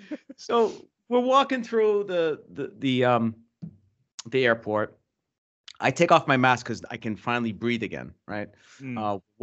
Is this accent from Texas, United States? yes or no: no; Boston, Massachusetts, United States; maybe because we're from Boston, you know, we're paranoid.